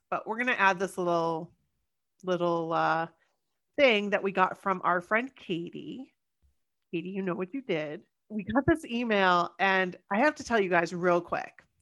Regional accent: Los Angeles, California, United States; maybe it's because we are from Los Angeles.

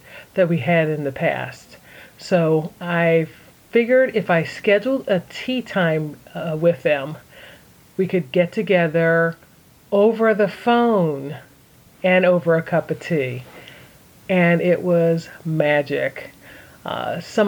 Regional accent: Philadelphia, Pennsylvania, United States; I'm originally from Philadelphia

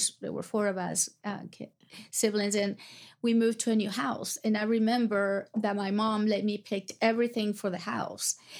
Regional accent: Atalaya, Veraguas, Panama; moved away as an adult; also born or lived in Florida / Oklahoma City; my hometown is called Atalaya, and it was 500 people, maybe.

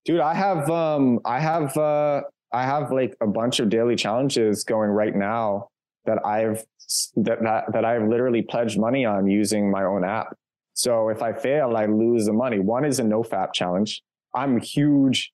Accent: New York City, New York, United States; moved away as an adult; also born or lived in Kyiv, Ukraine / Barcelona, Spain; now in Warsaw, Poland; I'm from Brooklyn

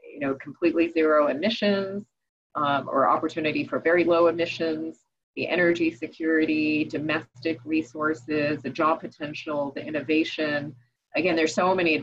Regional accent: New York, United States; I grew up in New York

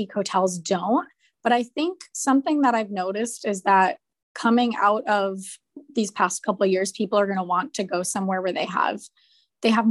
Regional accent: East Coast, United States; moved away; I'm originally from the East Coast

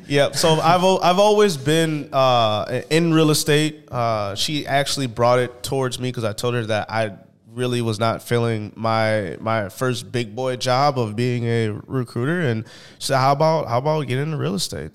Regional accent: St. Paul, Minnesota, United States; I am from St. Paul, Minnesota

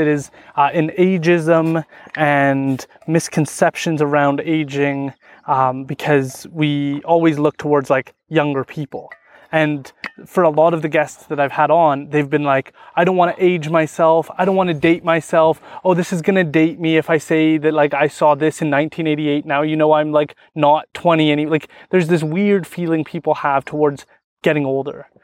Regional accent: Stó:lō Nation, British Columbia, Canada; I'm from the Stolo Nation, so we, we're really into fishing salmon

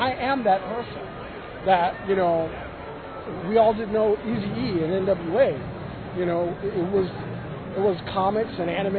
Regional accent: Compton, California, United States; But I grew up in Compton.

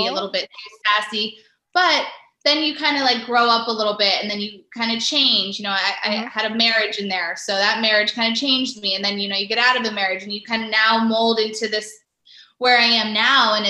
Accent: Las Vegas, Nevada, United States; moved away as an adult; now in Los Angeles, United States; So I'm from Las Vegas, and you know, that was kind of the UFC, it is UFC headquarters and where it all kind of began. So growing up in Las Vegas

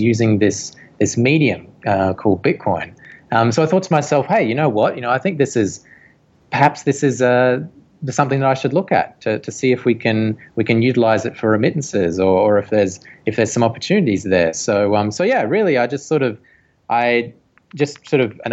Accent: Australia; moved away as an adult; now in Hong Kong; I studied electronics engineering back in Australia. I am an Australian

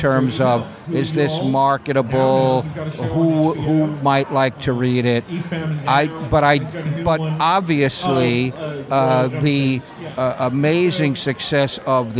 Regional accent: Miami Beach, Florida, United States; I grew up in Miami Beach

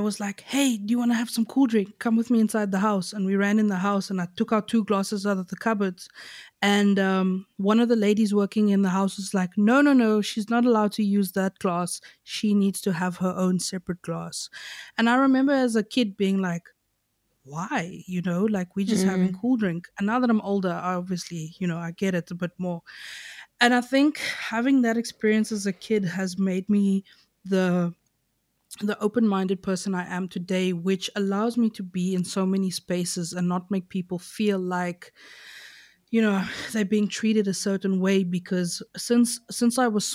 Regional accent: Knysna, Western Cape, South Africa; the area I grew up in Knysna is called Reenendaal

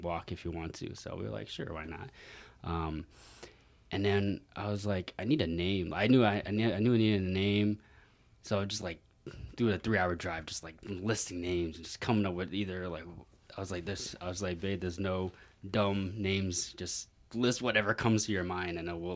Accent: New York City, New York, United States; moved away as an adult; now in Las Vegas, United States; I'm from New York City, like born and raised

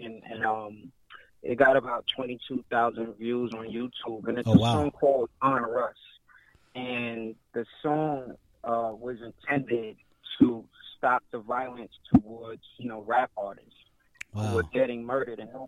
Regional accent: New York City, New York, United States; I'm from Brooklyn, I'm from New York

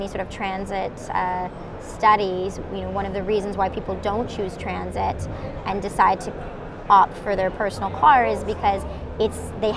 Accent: the Toronto area, Southern Ontario, Canada; moved away as an adult; now in Montreal, Canada; I'm originally from Southern Ontario, so the Toronto area, and then moved to Quebec, moved to Montreal

